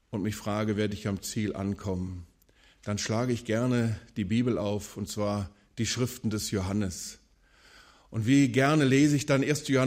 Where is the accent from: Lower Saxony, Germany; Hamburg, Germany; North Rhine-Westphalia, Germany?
North Rhine-Westphalia, Germany; Wuppertal; 900-Seelendorf und in einem solchen Dorf ticken die Uhren natürlich anders als in der Großstadt Wuppertal, wo ich aufgewachsen bin.